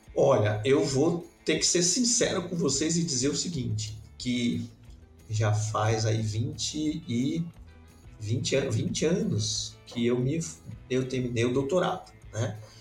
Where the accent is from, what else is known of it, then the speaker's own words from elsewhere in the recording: Belém, Pará, Brazil; moved away as an adult; also born or lived in São Paulo / England; now in Santa Catarina, Brazil; Eu sou natural de, de Belém do Pará